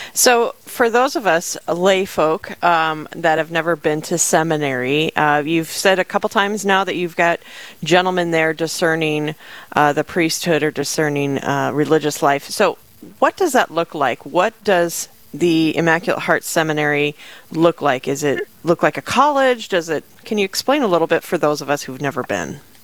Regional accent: Rapid City, South Dakota, United States; now in Sioux Falls, United States; I'm originally from Rapid City, South Dakota

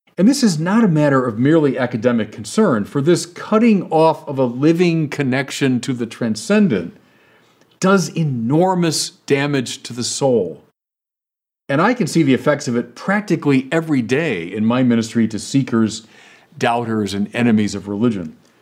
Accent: Chicago, Illinois, United States; I'm from Chicago

